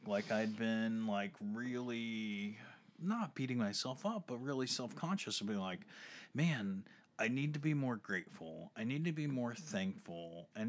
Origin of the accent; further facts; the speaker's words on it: United States; We're American.